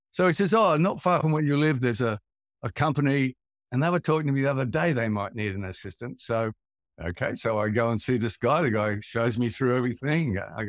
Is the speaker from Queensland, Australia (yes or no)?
yes; Brisbane, Queensland, Australia; moved away; also born or lived in Sydney; I come from Brisbane, which is it's like one of the northern states. It's like going south in America.